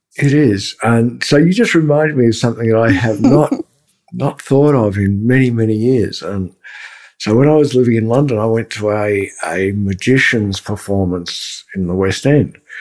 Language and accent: English; Melbourne, Victoria, Australia; my hometown, Melbourne, Australia